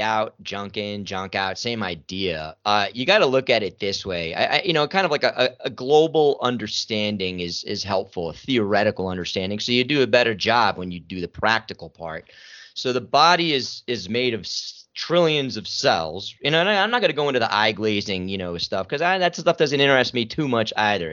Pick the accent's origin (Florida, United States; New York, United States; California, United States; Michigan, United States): New York, United States; New York City; I'm from New York City